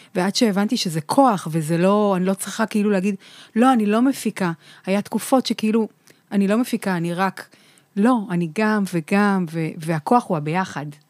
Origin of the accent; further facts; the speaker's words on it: Holon, Tel Aviv District, Israel; גדלתי בחולון